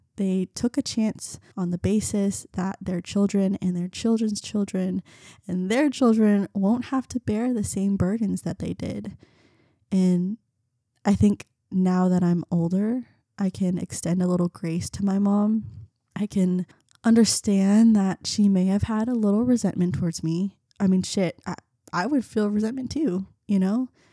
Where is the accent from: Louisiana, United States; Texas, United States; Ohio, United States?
Texas, United States; Garland; first language Vietnamese; English is a second language; also born or lived in North Carolina / Keller, Texas; I grew up in Garland.